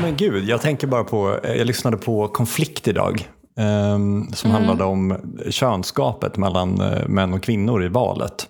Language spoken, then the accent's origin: Swedish; Värmland, Sweden; now in Uppsala, Sweden; jag kände mig som en Uppsalabo och typ identifiera mig som Uppsalabo. Mm. Med liksom värmländskt ursprung